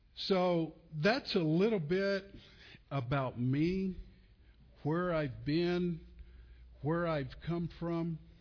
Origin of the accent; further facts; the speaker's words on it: Olton, Texas, United States; also born or lived in Muleshoe, Texas; I was born in Muleshoe, Texas. I um, was raised in Olton, Texas, uh, on the farm